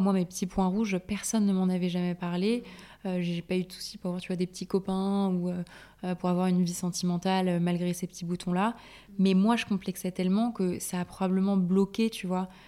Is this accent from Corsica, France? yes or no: yes; Corsica, France; je suis corse aussi.